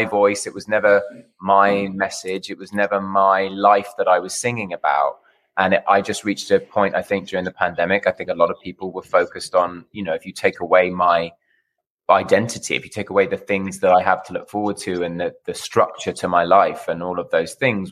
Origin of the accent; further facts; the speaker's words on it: United Kingdom; now in Los Angeles, United States; I'm a Brit